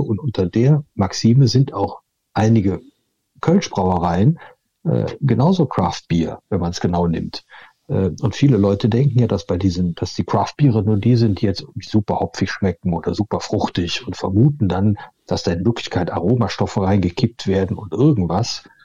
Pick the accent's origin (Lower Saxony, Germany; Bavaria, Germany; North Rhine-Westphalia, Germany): North Rhine-Westphalia, Germany; near Cologne; aus der Nähe von Köln.